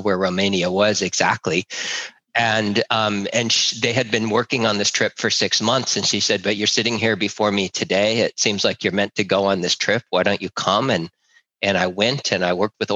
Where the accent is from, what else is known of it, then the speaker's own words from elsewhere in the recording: Berkeley, California, United States; I was raised in Berkeley, California